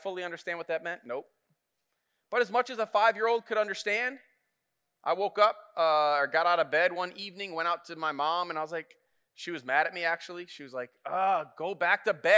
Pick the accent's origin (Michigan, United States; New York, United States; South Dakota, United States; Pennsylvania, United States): Michigan, United States; Flint; I grew up in Flint